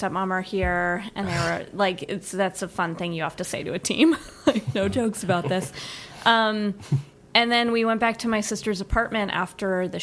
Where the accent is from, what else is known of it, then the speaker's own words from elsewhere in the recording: Colorado, United States; moved away as an adult; also born or lived in New York City; even though we are from Colorado, we just all happen to live in New York